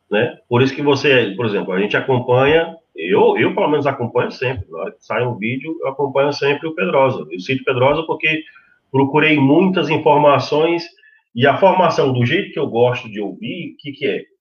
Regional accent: Portugal; now in Brazil; Eu, sendo português, eu como português, eu não sou cidadão brasileiro, eu, sendo português, indo para o Brasil, para eu exercer a profissão de vigilante

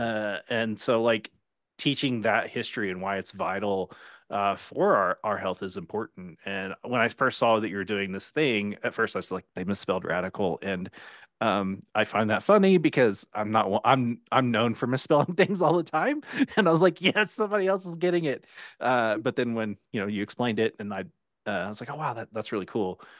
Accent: Oklahoma, United States; I'm from Oklahoma

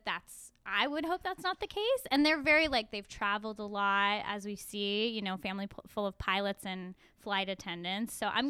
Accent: Agoura Hills, California, United States; I have a lot to say about the hometown because it was my hometown

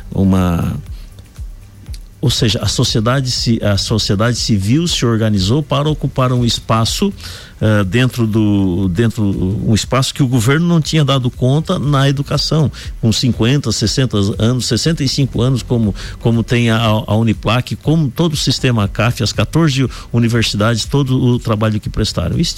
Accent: Santa Catarina, Brazil; born there; Eu já nasci em Santa Catarina, por isso o nome de … né, em homenagem a Santa Catarina.

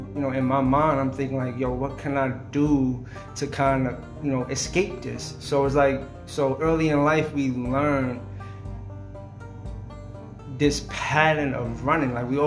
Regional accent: Wyandanch, New York, United States; I grew up in Wyandance, Long Island

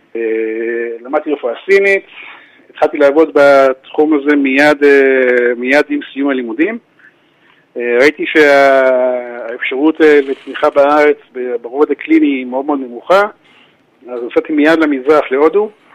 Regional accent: Givat HaShlosha, Central District, Israel; גדלתי בקיבוץ גבעת שלושה

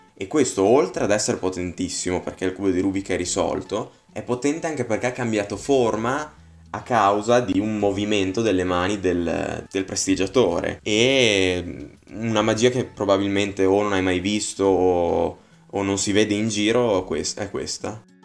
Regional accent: Bologna, Emilia-Romagna, Italy; vengo da Bologna

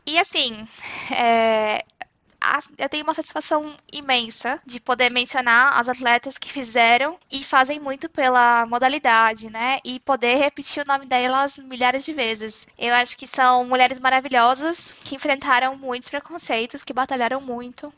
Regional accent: interior of São Paulo, Brazil; accent: interior R; moved away as an adult; now in Frankfurt, Germany; Eu sou nascida em São Paulo, mas na verdade, assim, quando eu tinha 5 anos eu me mudei pro interior, então eu me sinto muito mais interiorana mesmo

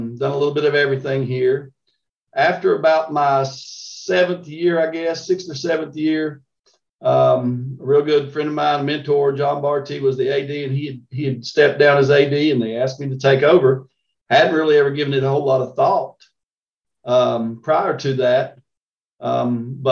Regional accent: Southwest Virginia, United States; I grew up actually about 200 yards from where I live now.

